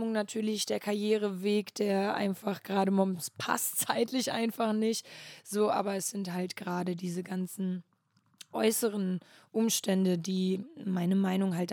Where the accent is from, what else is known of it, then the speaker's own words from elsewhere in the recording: Flensburg, Schleswig-Holstein, Germany; Flensburg, Flensburg, ganz oben.